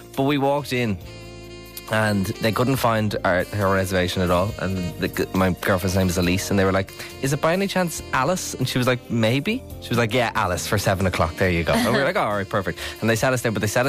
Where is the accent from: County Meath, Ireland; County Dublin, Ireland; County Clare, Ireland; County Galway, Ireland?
County Meath, Ireland; Mornington; I'm from Mornington.